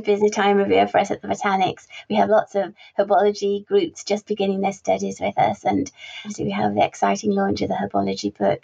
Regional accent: Carlisle, North West England, United Kingdom; I was born and raised in Carlisle, which is just bordering the Lake District.

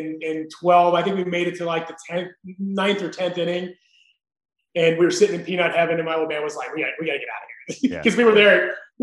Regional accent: Pittsburgh, Pennsylvania, United States; I got to live my dream and get to the big leagues in my hometown.

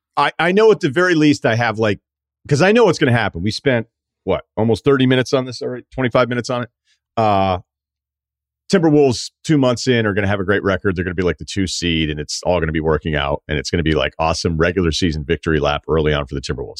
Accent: New England, United States; I'm from New England

